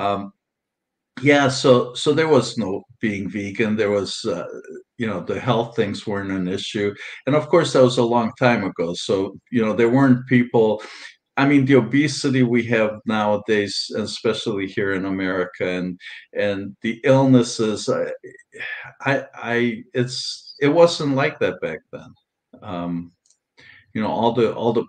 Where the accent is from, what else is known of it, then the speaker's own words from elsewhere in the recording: Transylvania, Romania; now in United States; I was born in Transylvania and Romania, and there were no vegans back there at that time. And this has been a while, and at that time back there. In fact, I grew up in a small town